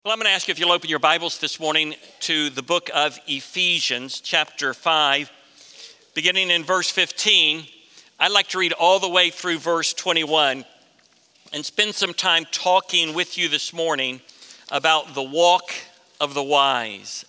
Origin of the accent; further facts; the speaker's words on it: Florida, United States; Growing up in Florida